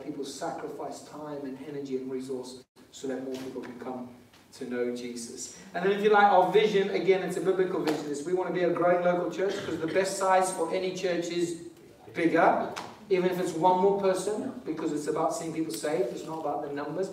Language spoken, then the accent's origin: English; Zimbabwe; now in England, United Kingdom; I didn't put my Zimbabwean flag up today. It's because I'm actually English now